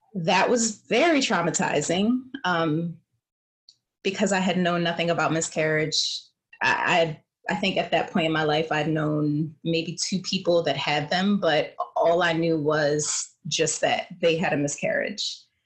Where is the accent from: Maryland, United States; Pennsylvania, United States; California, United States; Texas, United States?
Pennsylvania, United States; Philadelphia; moved away; also born or lived in New York; I'm originally from Philadelphia